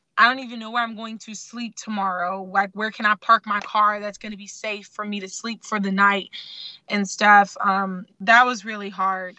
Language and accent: English; Sacramento, California, United States; also born or lived in Baltimore, Maryland; I was born in Baltimore, Maryland, raised in Sacramento